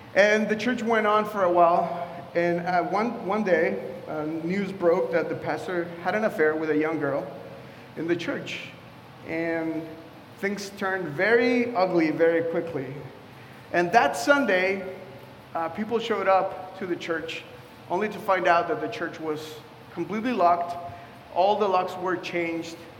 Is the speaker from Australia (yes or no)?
no; Mexico; now in Washington, D.C., United States; I was raised in Mexico